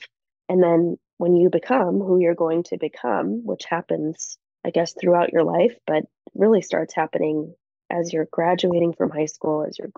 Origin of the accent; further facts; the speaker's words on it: United States; we're Americans